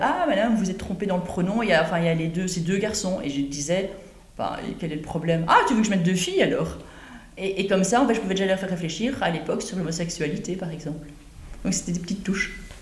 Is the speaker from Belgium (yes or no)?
yes; Brussels, Brussels-Capital Region, Belgium; also born or lived in Ronquières; j'habitais à Bruxelles quand j'étais jeune